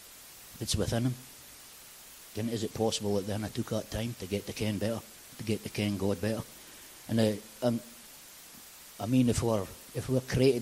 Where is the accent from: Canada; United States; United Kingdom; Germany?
United Kingdom; Aberdeen, Scotland; So I grew up just over in Powys, which is just over the back, and I moved to Powys. I moved to Powys when I was about 13